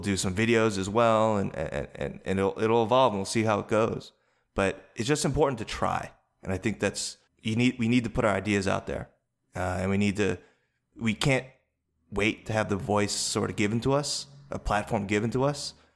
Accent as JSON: {"language": "English", "region": "East Coast", "country": "United States", "tie": "born or raised there", "said": "raised by white parents, uh, you know, grew up on the East Coast"}